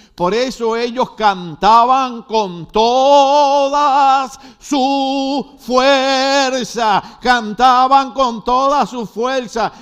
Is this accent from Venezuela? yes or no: no; Puerto Rico; yo soy boricua